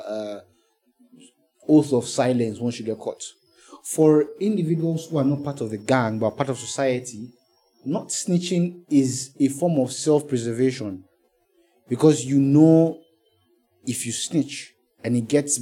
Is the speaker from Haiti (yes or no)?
no; Nigeria; the anyhowness that comes with being Nigerian